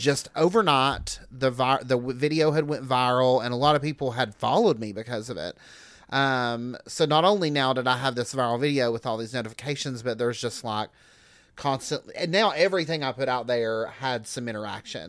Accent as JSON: {"language": "English", "town": "Newport", "region": "Tennessee", "country": "United States", "moved": "yes", "lives_now": "Knoxville, United States", "said": "I'm from about sixty miles east of here, um, Newport, Cott"}